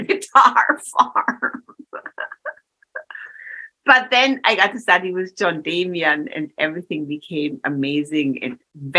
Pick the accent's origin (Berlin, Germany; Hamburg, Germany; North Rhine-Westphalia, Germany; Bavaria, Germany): Bavaria, Germany; Munich; moved away as an adult; I come from Munich, Germany